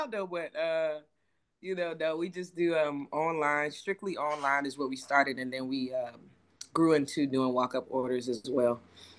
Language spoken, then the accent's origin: English; Charleston, South Carolina, United States; I am originally from Charleston. Let's see, Army veteran.